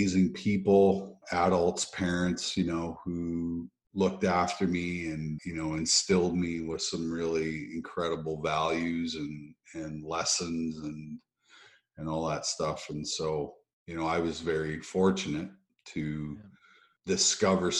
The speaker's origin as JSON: {"language": "English", "town": "Russell", "region": "Manitoba", "country": "Canada", "tie": "born or raised there", "also_born_or_lived": "Saskatchewan", "said": "we moved to another town, which was Russell, which became my hometown"}